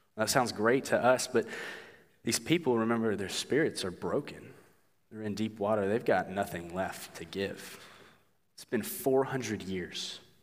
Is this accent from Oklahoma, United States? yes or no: yes; Oklahoma, United States; moved away; I'm from Oklahoma.